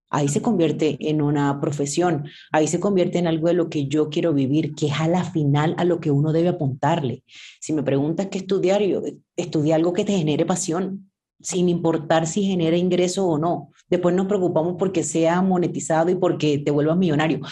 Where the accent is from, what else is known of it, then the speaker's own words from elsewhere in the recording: Sincelejo, Sucre, Colombia; cincelejana, colombiana.